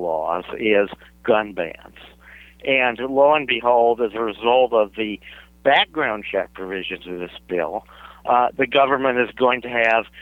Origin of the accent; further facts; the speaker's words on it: New Hampshire, United States; my home state of New Hampshire